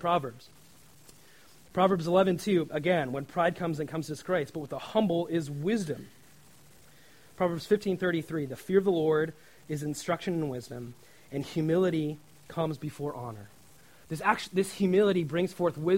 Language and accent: English; Nebraska, United States; in my home state of Nebraska